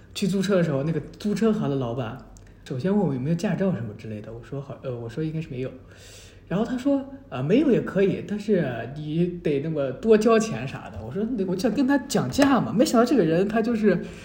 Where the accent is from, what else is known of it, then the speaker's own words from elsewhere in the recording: China; also born or lived in Taichung, Taiwan; 问我是不是大陆来的